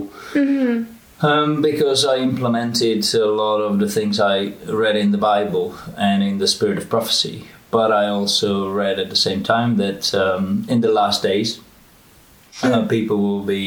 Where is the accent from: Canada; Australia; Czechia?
Czechia; moved away as an adult; also born or lived in United States / Oxford, England / London, England / Boston, United States; I was born in the Czech Republic, and when I was 18, I went to study to America